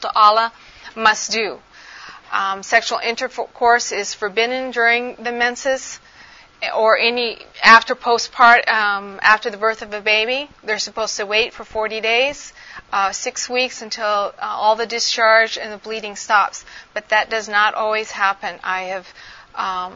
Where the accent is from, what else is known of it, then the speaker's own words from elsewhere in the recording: Arizona, United States; moved away as an adult; also born or lived in Indiana / Pakistan; raised in Arizona